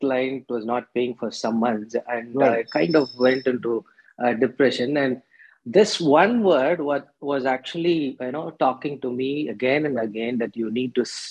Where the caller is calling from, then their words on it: Bangalore, Karnataka, India; I'm calling you from Bangalore.